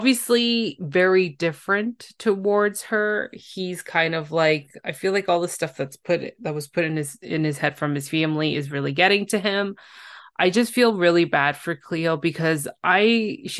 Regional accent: Canada; I'm a Canadian, I can't pronounce some of these states

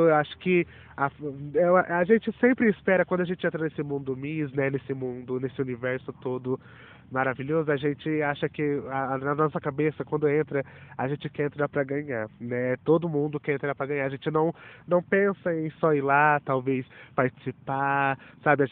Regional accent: Batatais, São Paulo, Brazil; sou da cidade de Batatais

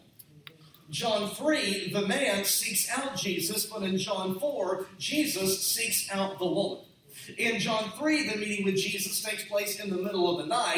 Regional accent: Cleburne, Texas, United States; moved away as an adult; now in Rogers, United States; I was born and raised in Texas.

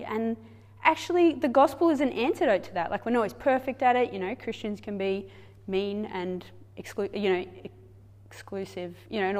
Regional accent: Kenya; I grew up in Kenya. This is what you guys sent us to do all those years ago. Dad set up a medical clinic in one of the slums.

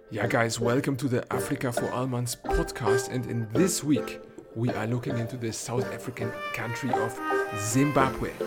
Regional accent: Cologne, North Rhine-Westphalia, Germany; in Cologne, my hometown

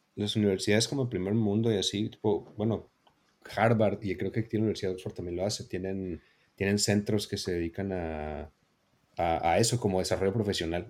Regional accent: Mexico; somos de México

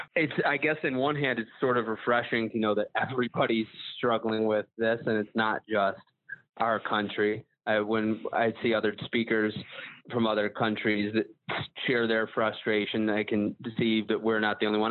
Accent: Buffalo, New York, United States; I'm from Buffalo, New York.

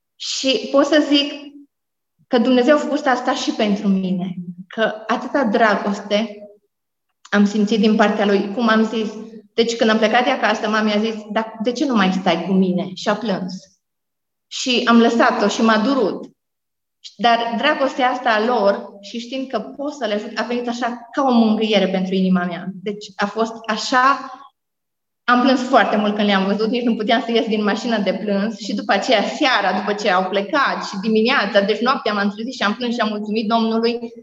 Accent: Romania; moved away as an adult; also born or lived in Africa; m-am născut într-un sat, Basarabasta se numește, e un sat mic

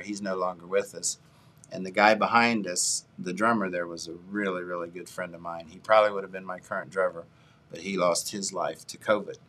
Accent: United States; I'm originally from Lee Hollow, uh, off Limerick Road. Uh, all of my family went to uh, Jackson High School.

